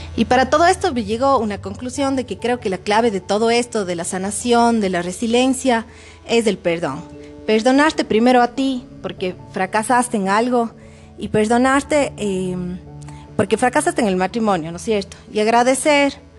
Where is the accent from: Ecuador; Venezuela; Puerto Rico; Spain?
Ecuador; Cuenca, Azuay; moved away as an adult; now in Quito, Ecuador; viví en Cuenca, que era mi ciudad natal